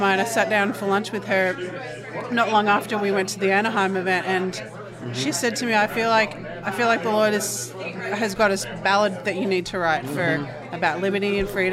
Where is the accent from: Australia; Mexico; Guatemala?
Australia; Melbourne, Victoria; accent: Australian; moved away as an adult; now in United States; I'm from Melbourne, Australia, and we moved here, my family and I, we moved here in 2016.